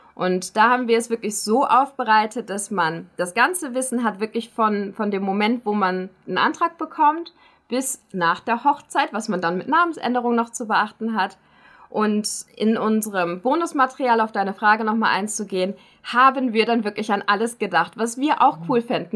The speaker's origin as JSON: {"language": "German", "country": "Germany", "moved": "yes", "lives_now": "Schaffhausen, Switzerland", "said": "Ich als Deutsche"}